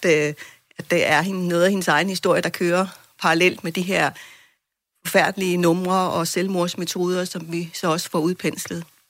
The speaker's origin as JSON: {"language": "Danish", "country": "Greenland", "said": "som grønlændere"}